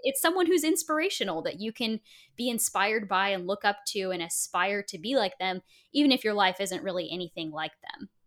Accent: Portland, Oregon, United States; Portland, Oregon, where oh, I grew up

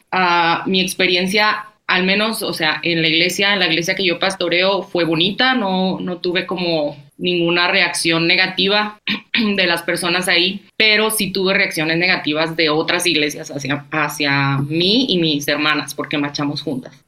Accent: Chihuahua, Mexico; also born or lived in Nicaragua; soy de Chihuahua, México

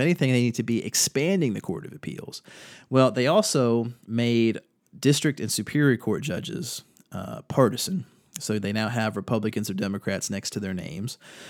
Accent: North Carolina, United States; Here in my home state of North Carolina

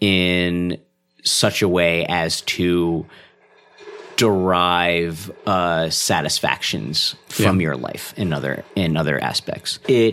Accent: India; I'm Indian, you can't tell, but it's happening.

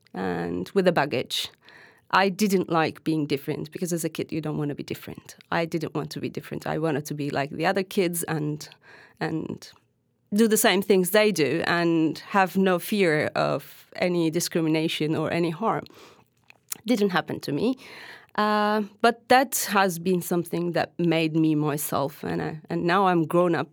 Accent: Hatay, Turkey; English is a second language; I am originally a Syrian Arab who was born and raised in Turkey

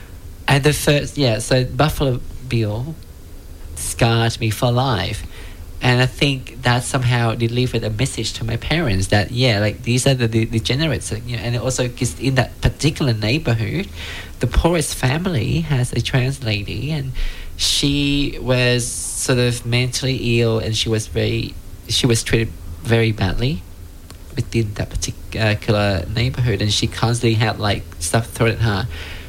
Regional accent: Vietnam; moved away; I came from Vietnam

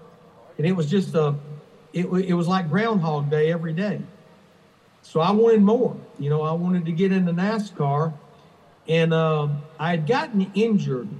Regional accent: Birmingham, Alabama, United States; I was born and raised in Birmingham, Alabama.

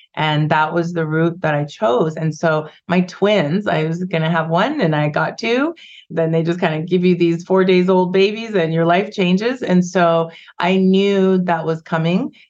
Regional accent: Vancouver, British Columbia, Canada; also born or lived in Ghana; I moved to Canada when I was five. We immigrated from Ghana and West Africa, and when I grew up in the 70s and 80s, there was like just a handful of us in Vancouver.

